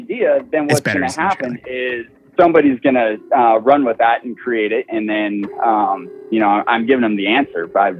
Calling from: California, United States; from Central Coast, California.

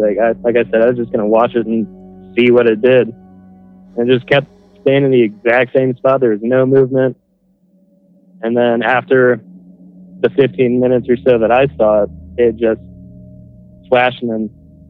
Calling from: Denver, Colorado, United States; from Denver, Colorado.

